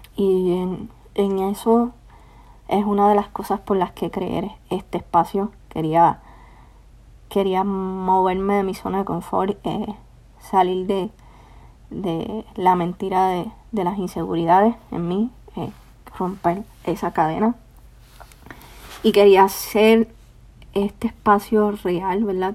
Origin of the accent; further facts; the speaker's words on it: Puerto Rico; now in Florence, United States; Soy de Puerto Rico. Actualmente vivo en Florence, Alabama.